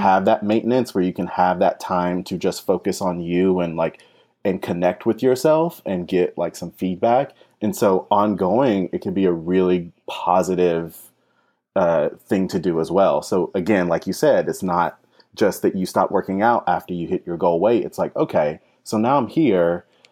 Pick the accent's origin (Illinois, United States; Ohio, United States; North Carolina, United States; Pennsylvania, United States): North Carolina, United States; moved away as an adult; now in New York City, United States; I'm actually originally from North Carolina, and I came up to New York City for grad school.